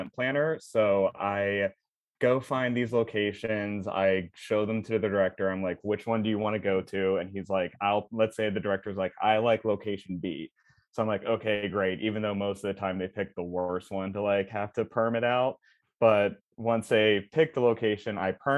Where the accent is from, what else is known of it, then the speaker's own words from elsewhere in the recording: Fairmont, West Virginia, United States; also born or lived in upstate New York / Latrobe, Pennsylvania; now in Los Angeles, United States; then was raised in Fairmont, West Virginia